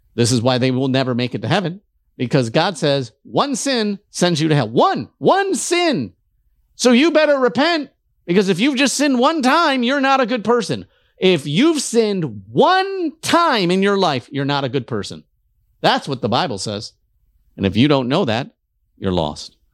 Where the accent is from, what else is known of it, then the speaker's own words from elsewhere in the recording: Detroit, Michigan, United States; I'm from Detroit